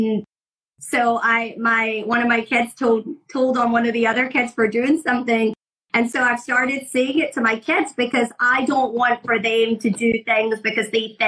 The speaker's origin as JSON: {"language": "English", "region": "Scotland", "country": "United Kingdom", "lives_now": "United States", "said": "When I moved from Scotland to America"}